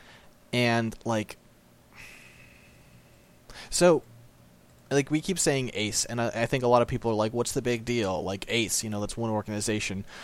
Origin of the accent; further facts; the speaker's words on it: United States; as a Westerner, as an American